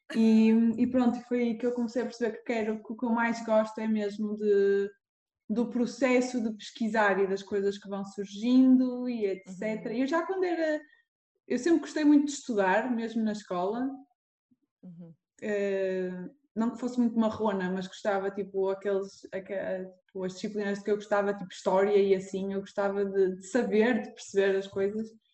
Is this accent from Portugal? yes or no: yes; Porto, Norte, Portugal; moved away as an adult; also born or lived in Lisbon / Norway; sou aqui do Porto, nasci aqui no Porto